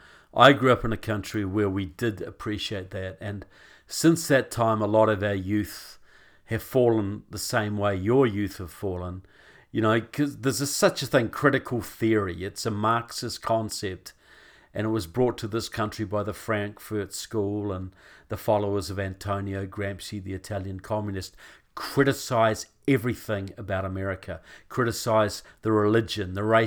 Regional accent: New Zealand; now in United States; why as a New Zealander, because I live here now most of the time, I'm married to an American

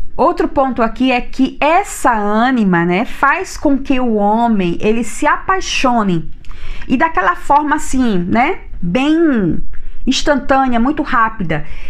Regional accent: Maceió, Alagoas, Brazil; Eu venho da cidade de Maceió

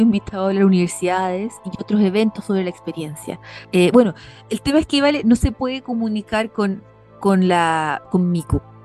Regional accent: Santiago, Santiago Metropolitan Region, Chile; moved away as an adult; also born or lived in Dublin, Ireland; now in Isle of Man; yo como santiaguina

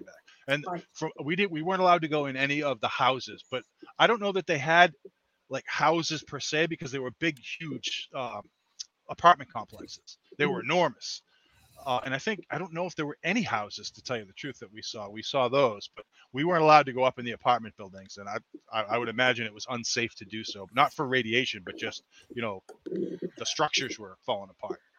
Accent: Massachusetts, United States; born and bred in Massachusetts. Um, grew up here, lived all over the world

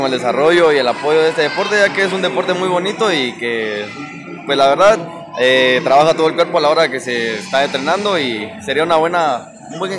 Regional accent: Huehuetenango, Guatemala; soy de acá de Huehuetenango, ex atleta de gimnasia.

